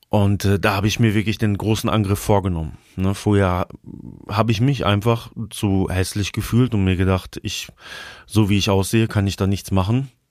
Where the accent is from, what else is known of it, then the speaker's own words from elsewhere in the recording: Altenau, Germany; in meiner Heimatstadt Altenau